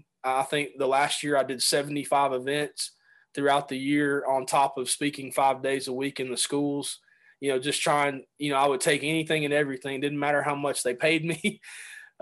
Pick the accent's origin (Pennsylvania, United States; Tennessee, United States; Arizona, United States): Tennessee, United States; Chattanooga; moved away as an adult; also born or lived in Tampa, Florida; We moved from Tampa, Florida, back to Chattanooga, Tennessee, where I grew up